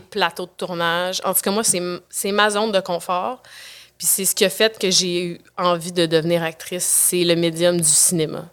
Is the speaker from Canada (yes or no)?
yes; Quebec City, Quebec, Canada; je viens de Québec. J'étais à, Québec, à l'École de danse de Québec